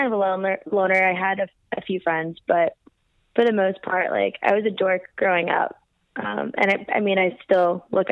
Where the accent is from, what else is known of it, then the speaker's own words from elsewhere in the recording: St. Petersburg, Florida, United States; I'm originally from St. Petersburg, Florida